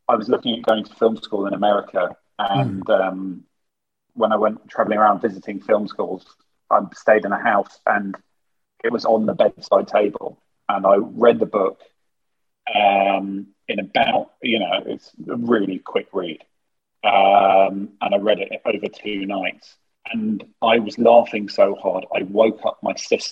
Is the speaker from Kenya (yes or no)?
no; United Kingdom; we're British